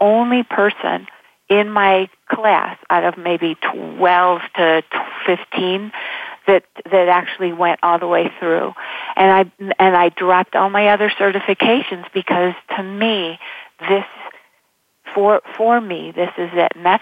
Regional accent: Buffalo, New York, United States; I grew up in Buffalo, and there's a lot of snow in the winter

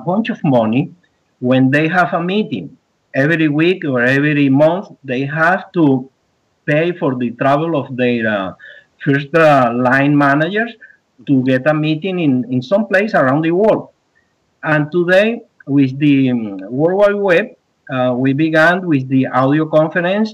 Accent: South Florida, United States; accent: South Florida English; English is a second language; my English, I would say, is South Florida English

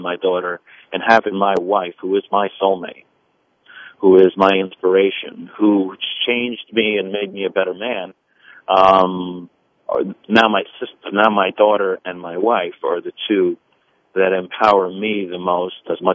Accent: New Jersey, United States; first language Italian; English is a second language; I was born here in New Jersey. I spoke Italian before I spoke English

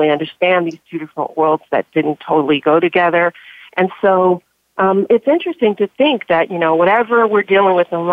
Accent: Compton, California, United States; I am straight out of Compton.

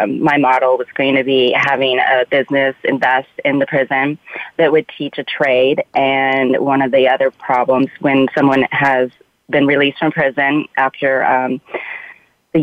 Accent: Omaha, Nebraska, United States; moved away as an adult; also born or lived in Spain / Washington, D.C. / New York City; I moved back to my home state of Omaha, Nebraska.

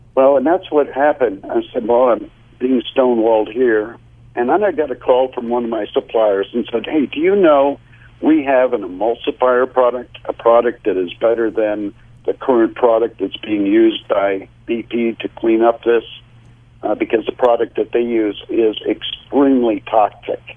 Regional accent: United States; as an American

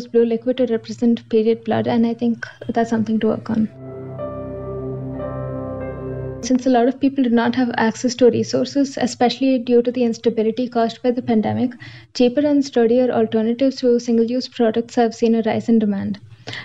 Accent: Bangalore, Karnataka, India; I'm from Bangalore, India

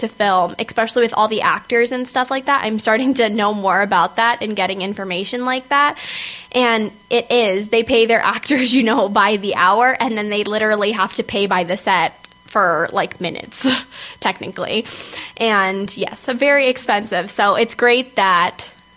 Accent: California, United States; I'm from California

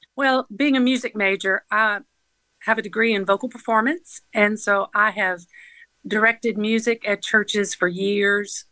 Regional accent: Atlanta area, Georgia, United States; also born or lived in Fairburn, Georgia / Griffin, Georgia; I was raised in Georgia, all over Atlanta area

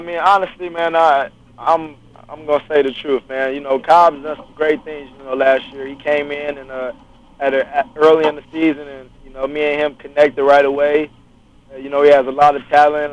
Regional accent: Los Angeles, California, United States; I was born and raised in Los Angeles, California, Crenshaw area

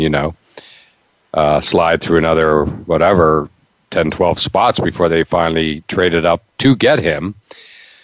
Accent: near Pittsburgh, Pennsylvania, United States; I grew up near Pittsburgh

